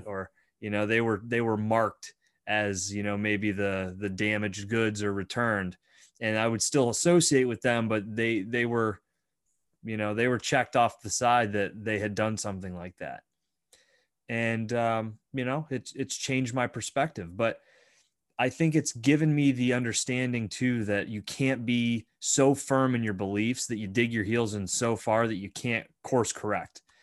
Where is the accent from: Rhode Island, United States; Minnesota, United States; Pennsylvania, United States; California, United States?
Pennsylvania, United States; Bradford; I grew up in Bradford. It's a very Roman Catholic town